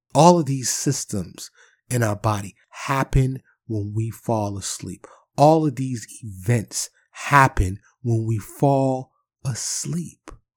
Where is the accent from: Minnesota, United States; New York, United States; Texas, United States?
New York, United States; New York City; growing up in Harlem and the Bronx, living in the projects